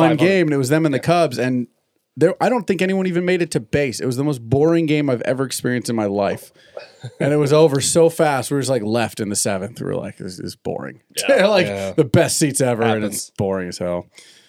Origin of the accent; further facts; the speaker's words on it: San Diego, California, United States; I grew up in San Diego, so the Spanish there was different that I grew up. Not that I speak. I'll just be honest. I'm not fluent in Spanish